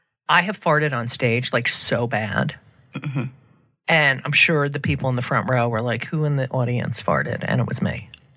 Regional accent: New Jersey, United States; I'm from New Jersey.

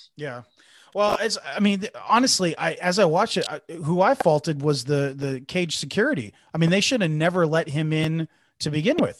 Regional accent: Bay Area, California, United States; being born and raised in the Bay Area

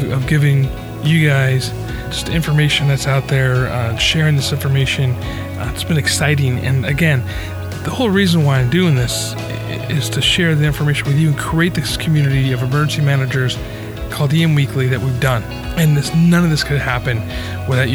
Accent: Albany, New York, United States; now in California, United States; I grew up in Albany, New York

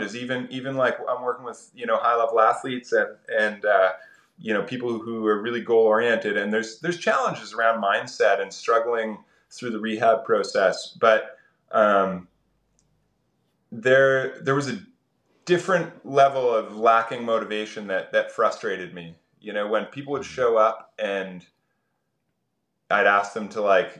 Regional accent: east coast of Canada, Atlantic Canada, Canada; I grew up on the east coast of Canada, and I was pretty rural

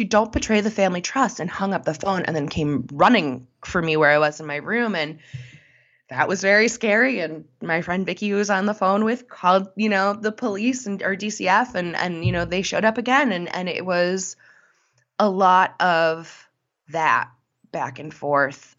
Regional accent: Connecticut, United States; moved away; I'm originally from Connecticut, but my family lives in South Carolina now.

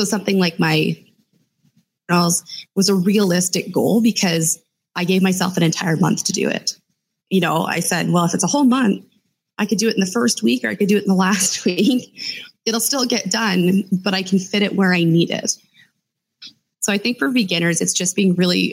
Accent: Canada; I'm Canadian

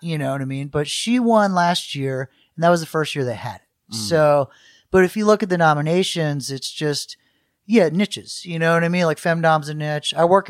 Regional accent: Michigan, United States; born there; also born or lived in Washington, D.C. / Florida / New Orleans; I was born in Michigan and then DC, Florida, New Orleans, but my parents are from the South in Kansas, so we're kind of, this is a big mix.

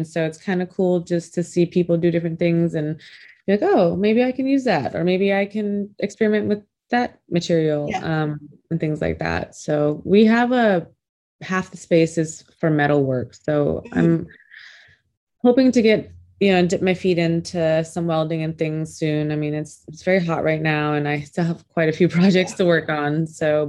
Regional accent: Minnesota, United States; also born or lived in Philippines / Nebraska; My parents are Cambodian. I was born in the Philippines, but we came over here to the United States when I was 2 months old. My dad got sponsored in Minnesota, so we lived in Minnesota for a few years and then Nebraska.

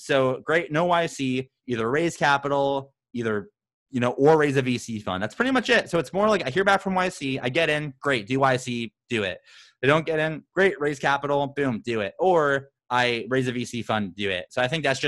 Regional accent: Phoenix, Arizona, United States; I'm this guy from Phoenix

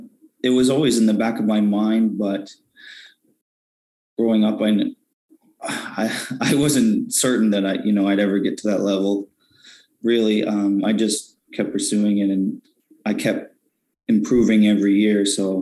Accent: Fredericton, New Brunswick, Canada; I grew up in Fredericton

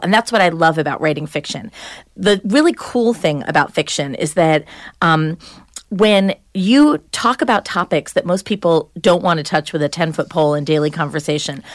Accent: Long Island, New York, United States; also born or lived in New Hampshire; I was from Long Island. I grew up in the suburbs

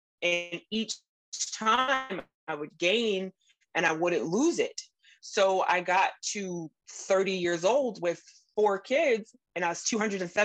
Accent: Southern Virginia, United States; I grew up in Southern Virginia with a very Southern typical cuisine all the time

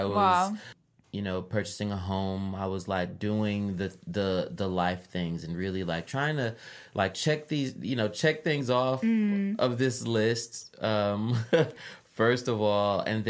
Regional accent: Chicago, Illinois, United States; I am the …, a rapper, librarian, born and raised in Chicago.

